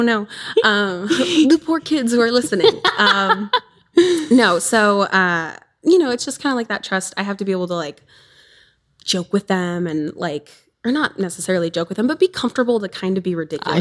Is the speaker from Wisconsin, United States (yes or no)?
yes; southern Wisconsin, United States; so I'm from Wisconsin, southern Wisconsin. I'm on the border.